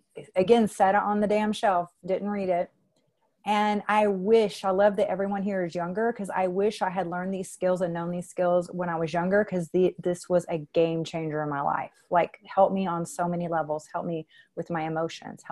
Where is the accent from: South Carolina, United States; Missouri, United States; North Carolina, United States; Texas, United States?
Texas, United States; moved away; was born on Halloween in Texas. And when I lived in Texas, you know, years ago when I was in my mid to late 30s